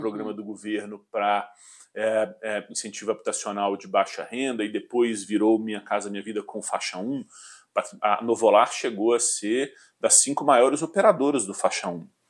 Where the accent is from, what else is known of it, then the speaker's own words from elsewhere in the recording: Belo Horizonte, Minas Gerais, Brazil; also born or lived in Porto Alegre, Rio Grande do Sul / Rio de Janeiro / England / São Paulo; sou mineiro de adoção, é. É, nascido em Porto Alegre, na verdade. Ah, sou gaúcho, é, a família toda é gaúcha. É, antes de vir para Belo Horizonte, eu morei no Rio de Janeiro por cinco anos